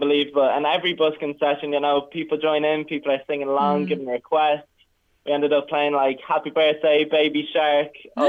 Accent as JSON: {"language": "English", "country": "Ireland", "said": "we all, as the Irish people"}